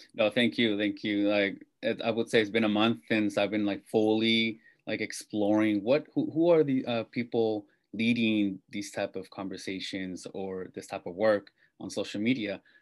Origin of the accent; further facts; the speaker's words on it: Salinas, California, United States; moved away as an adult; now in Bay Area, United States; I'm born and raised in Salinas, California, which is in Monterey County, uh, Central Coast